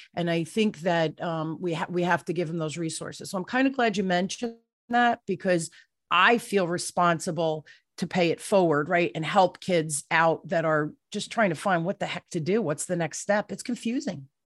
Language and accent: English; New Jersey, United States; I'm from the East Coast, right? I'm a Jersey girl